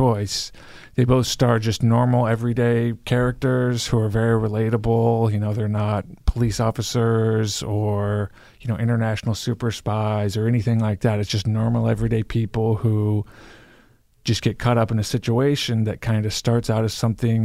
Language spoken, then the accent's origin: English; Iowa, United States; I'm from Iowa